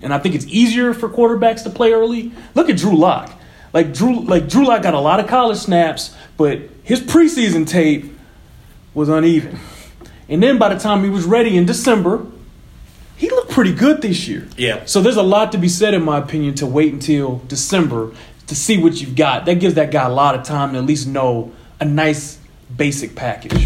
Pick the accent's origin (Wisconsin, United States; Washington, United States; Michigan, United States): Michigan, United States; Detroit; moved away; I grew up in Detroit